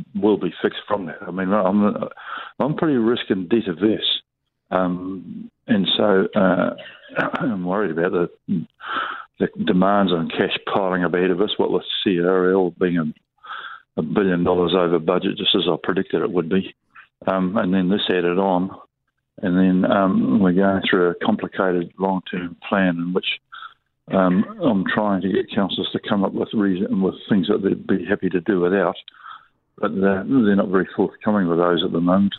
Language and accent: English; New Zealand; the nature of our country. You know, the, the essence of being a New Zealander